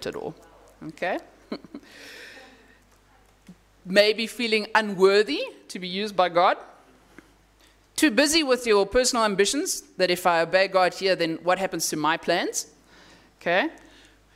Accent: Namibia; moved away; I come from Namibia where there's wide open spaces

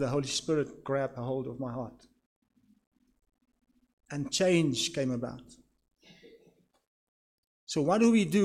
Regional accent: Swakopmund, Erongo, Namibia; also born or lived in Walvis Bay; I grew up in Swakop. I was born in Walvis Bay

